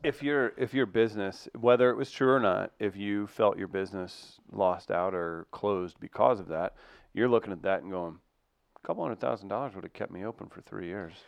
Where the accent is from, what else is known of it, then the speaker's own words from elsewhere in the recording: Farmington, Missouri, United States; my hometown of Farmington, Missouri